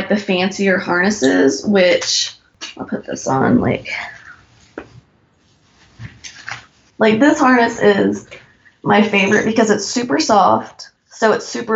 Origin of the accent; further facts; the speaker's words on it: Oklahoma, United States; moved away; I grew up in Oklahoma